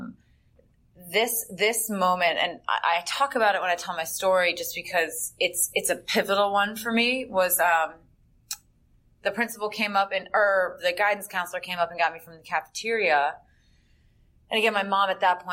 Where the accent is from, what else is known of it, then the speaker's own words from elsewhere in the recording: Northern Virginia, United States; I am originally from Northern Virginia